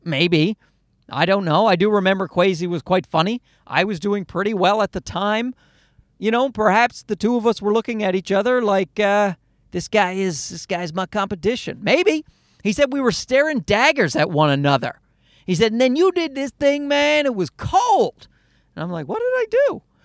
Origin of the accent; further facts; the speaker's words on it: Newfoundland and Labrador, Canada; moved away; I grew up in Newfoundland and I never saw any live comedy